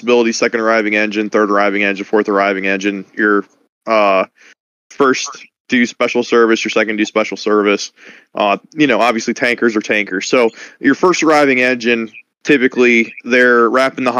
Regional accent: Roulette, Pennsylvania, United States; growing up in Rowlett

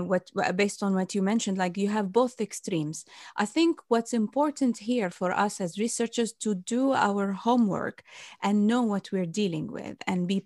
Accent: Bahrain; moved away; I wanted to do in my home country in Bahrain

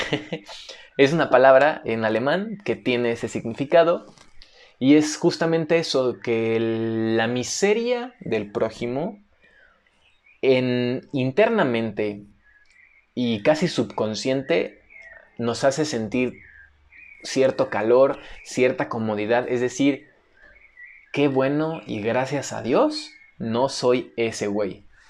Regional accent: Mexico; todo el mundo nos conoce como mexicanos

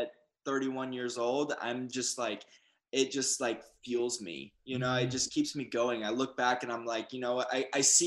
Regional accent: Atlanta, Georgia, United States; moved away as an adult; also born or lived in Los Angeles, United States; I was raised in Atlanta

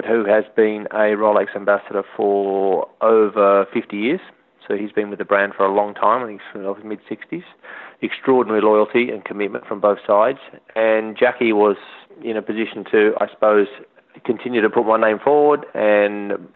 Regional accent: Australia; moved away as an adult; as an Australian and as someone that loves the outdoors

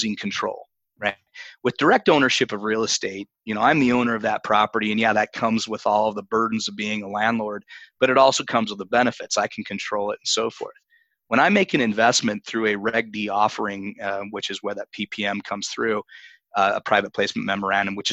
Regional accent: Utah, United States; My home state of Utah

